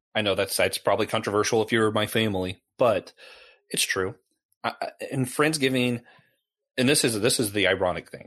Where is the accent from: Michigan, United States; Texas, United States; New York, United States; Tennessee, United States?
Tennessee, United States; moved away; also born or lived in the Carolinas; Growing up in Tennessee where they have real barbecue, the tomato-based stuff, and then ending up in the Carolinas